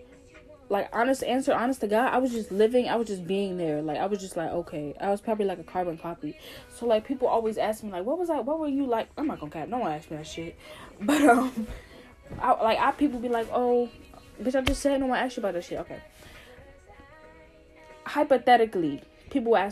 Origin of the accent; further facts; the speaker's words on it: New Jersey, United States; moved away as an adult; also born or lived in North Carolina; I'm from New Jersey and I went to school in North Carolina, 7 hours away from home.